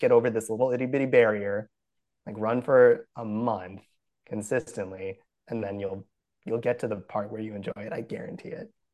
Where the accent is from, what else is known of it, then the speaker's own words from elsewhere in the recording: Brookfield, Wisconsin, United States; moved away; I'm from Brookfield, Wisconsin originally